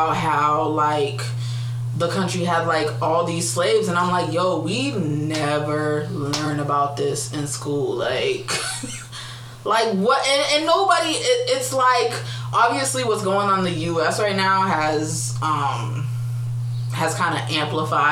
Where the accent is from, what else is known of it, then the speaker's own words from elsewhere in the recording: Boston, Massachusetts, United States; I'm from Boston. The culture is different here